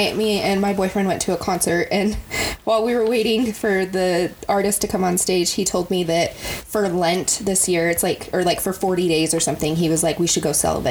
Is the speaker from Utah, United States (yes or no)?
yes; Utah, United States; we grew up in Utah. So we were surrounded by like the LDS church.